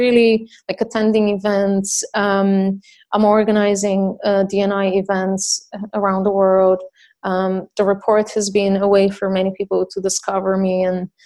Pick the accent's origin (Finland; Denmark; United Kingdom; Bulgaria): Bulgaria; I'm from Bulgaria